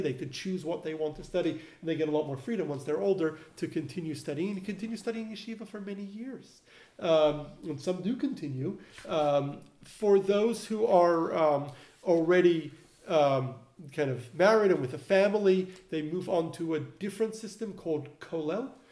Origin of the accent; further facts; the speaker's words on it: Melbourne, Victoria, Australia; now in Los Angeles, United States; where I grew up in Melbourne, we had a yeshiva for advanced study where I studied